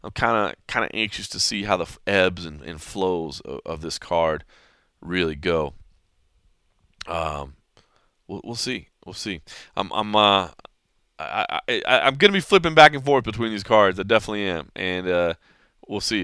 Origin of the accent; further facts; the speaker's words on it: Dallas, Texas, United States; Dallas, Texas, my hometown